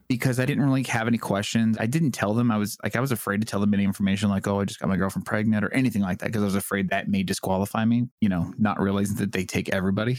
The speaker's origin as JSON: {"language": "English", "town": "San Diego", "region": "California", "country": "United States", "tie": "born or raised there", "said": "I grew up in San Diego"}